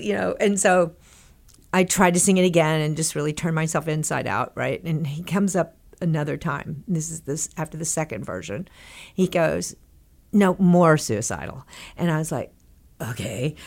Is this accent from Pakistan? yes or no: no; Texas, United States; when I was growing up in Texas